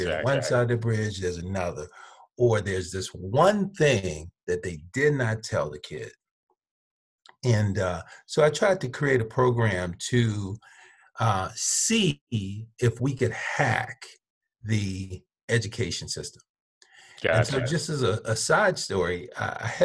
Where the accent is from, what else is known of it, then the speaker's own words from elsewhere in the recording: Birmingham, Alabama, United States; I was born in Birmingham, Alabama. I lived in Birmingham, Alabama, till I was probably in middle school